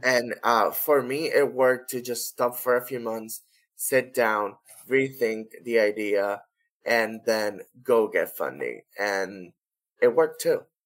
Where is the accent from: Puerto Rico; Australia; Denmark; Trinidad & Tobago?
Puerto Rico; Corozal; our first device in Corozal, which is my hometown